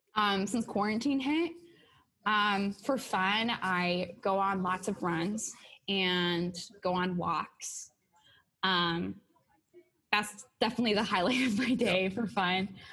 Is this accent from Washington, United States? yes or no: yes; Seattle, Washington, United States; moved away; I'm from Seattle